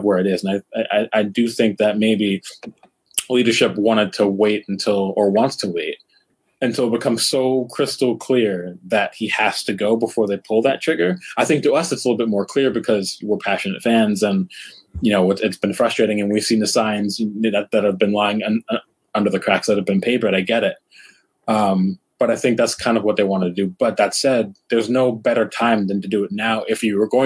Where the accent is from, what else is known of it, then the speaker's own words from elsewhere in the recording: United States; I'm American